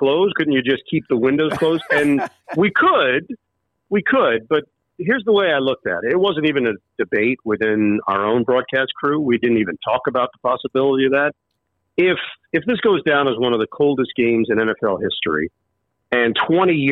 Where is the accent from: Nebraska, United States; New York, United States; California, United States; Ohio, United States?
New York, United States; New York City; also born or lived in Syracuse; I live in New York. That's where I grew up, in Queens